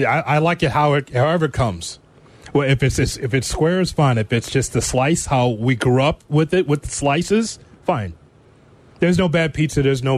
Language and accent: English; Chicago, Illinois, United States; I'm from Chicago.